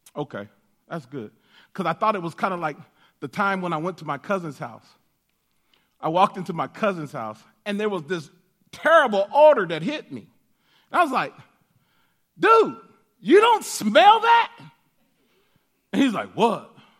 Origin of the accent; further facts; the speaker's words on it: Denver, Colorado, United States; they, uh, gave birth to me in Denver, Colorado. And so, uh, I grew up in Denver, uh, all of my life